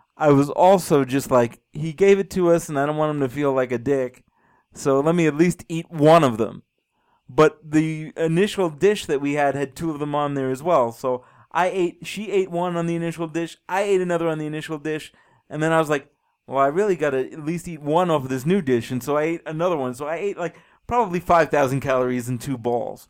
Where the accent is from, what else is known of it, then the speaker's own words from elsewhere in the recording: New York City, New York, United States; now in Colorado, United States; I grew up in New York City, about six miles away from the beach